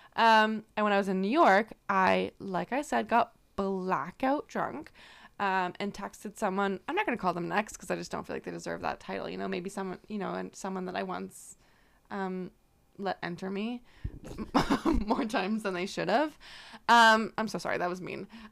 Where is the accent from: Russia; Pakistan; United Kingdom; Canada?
Canada; I'm from Canada